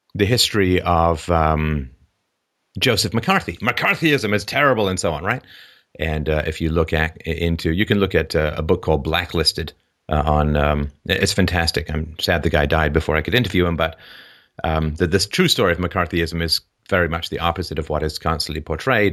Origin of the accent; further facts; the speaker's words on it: Ireland; when I was born in Ireland in the sixties